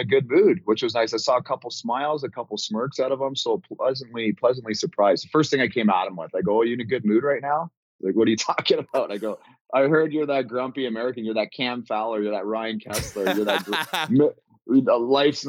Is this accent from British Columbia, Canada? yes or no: no; Ontario, Canada; moved away; I grew up in Ontario, you know, home of the OHL